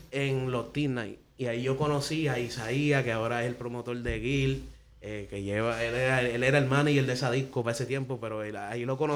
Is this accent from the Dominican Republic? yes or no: yes; Dominican Republic; yo soy dominicano, de Madrid de padre.